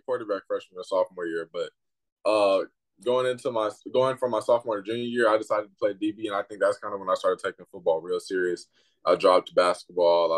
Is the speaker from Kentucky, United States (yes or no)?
no; Dallas–Fort Worth, Texas, United States; also born or lived in Port Arthur, Texas; I was born in Port Arthur, Texas, and then came down here to DFW.